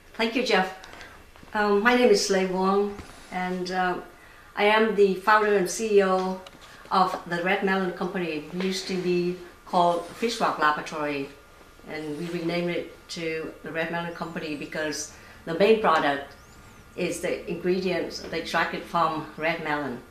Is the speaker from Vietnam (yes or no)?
yes; Vietnam; moved away; I grew up in Vietnam